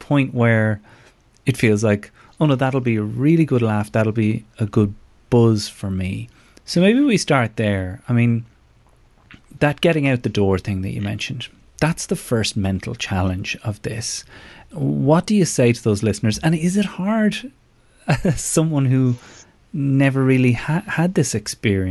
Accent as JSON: {"language": "English", "country": "Ireland", "moved": "yes", "said": "as an Irish person"}